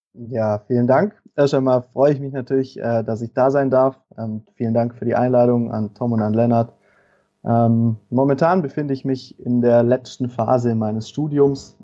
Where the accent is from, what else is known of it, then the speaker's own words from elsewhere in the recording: Tuttlingen district, southern Baden-Württemberg, Germany; ich komme aus dem Kreis Tuttlingen, also im Süden von, von Baden-Württemberg